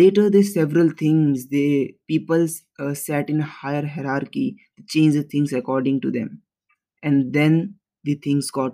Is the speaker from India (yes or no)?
yes; India; We, as the Indian society